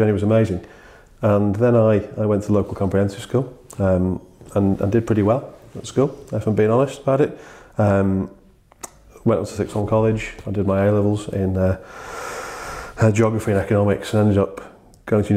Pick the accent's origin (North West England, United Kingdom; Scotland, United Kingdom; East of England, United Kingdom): North West England, United Kingdom; just outside Liverpool; I was born just outside Liverpool. Dad is from Liverpool and my mum is from Widnes, which is a little town just nearby. So I had a really lovely childhood with those guys.